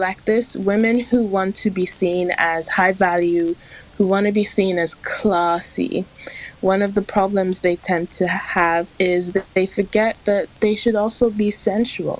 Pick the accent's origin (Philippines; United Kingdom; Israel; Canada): United Kingdom; England; I'm from England